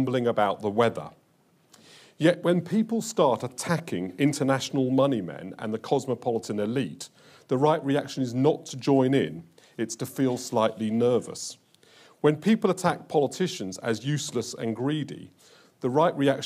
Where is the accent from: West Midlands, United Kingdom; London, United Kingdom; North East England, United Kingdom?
London, United Kingdom; I was brought up in Hendon Central, and as a 12-year-old child, I could walk to Brent Cross